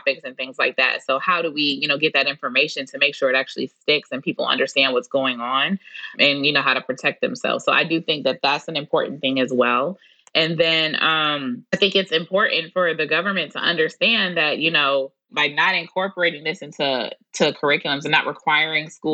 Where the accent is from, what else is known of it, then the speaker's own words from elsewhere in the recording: Detroit, Michigan, United States; now in Houston, United States; I'm 33 years old and I'm from Detroit. So it was a part of our educational curriculum